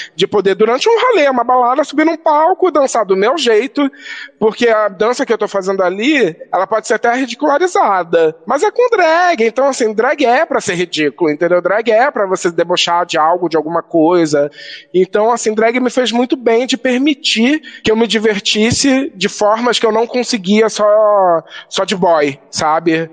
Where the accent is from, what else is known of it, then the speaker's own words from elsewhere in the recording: Rio de Janeiro, Brazil; moved away; a minha juventude LGBT no Rio